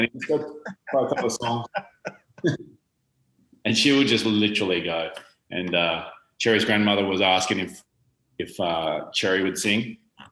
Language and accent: English; Australia; moved away; my hometown, which is right in the southeast corner